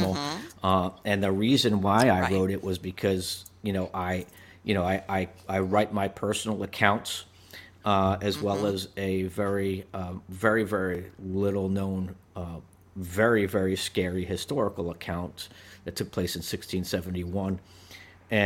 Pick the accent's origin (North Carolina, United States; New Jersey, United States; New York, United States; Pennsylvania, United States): New Jersey, United States; growing up in New Jersey, and I was a little kid, and we lived in a two-story house